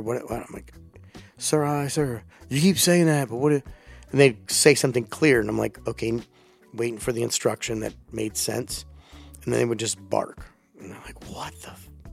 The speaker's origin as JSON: {"language": "English", "region": "Delaware", "country": "United States", "tie": "born or raised there", "also_born_or_lived": "Virginia", "moved": "yes", "said": "that's where I grew up"}